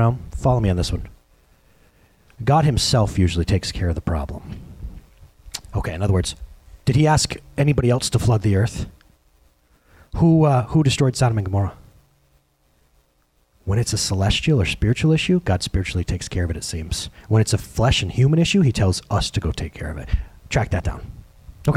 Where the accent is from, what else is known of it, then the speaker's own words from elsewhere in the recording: United States; I'm an American.